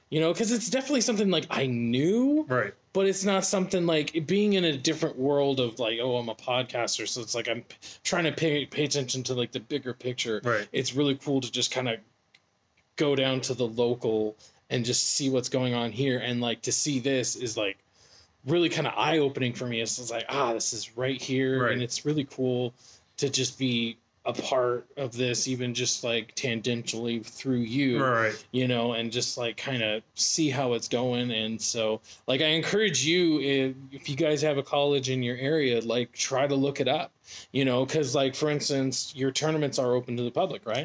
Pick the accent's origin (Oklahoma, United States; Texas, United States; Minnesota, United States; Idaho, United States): Idaho, United States; Boise; my hometown, Boise